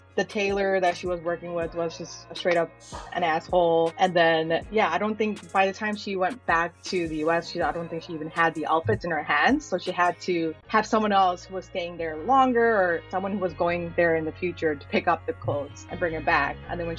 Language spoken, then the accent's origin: English; India; first language Malayalam; English is a second language; also born or lived in Chicago; Yeah, I was born in Chicago, but at the age of 2, I was sent to India with my grandparents